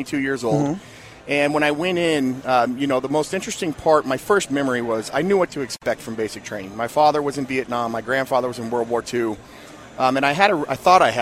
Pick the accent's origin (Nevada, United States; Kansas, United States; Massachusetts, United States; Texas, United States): Nevada, United States; Las Vegas; also born or lived in Phoenix, Arizona; I grew up in Las Vegas, moved here from Phoenix when I was very young